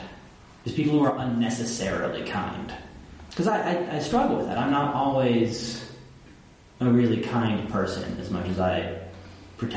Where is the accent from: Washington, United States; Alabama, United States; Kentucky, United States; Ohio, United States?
Ohio, United States; Cleveland; moved away as an adult; also born or lived in Nepal / Italy; I'm a kid from Cleveland